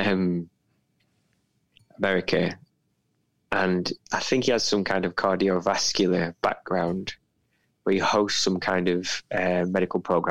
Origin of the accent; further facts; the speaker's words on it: United Kingdom; me and Phil are British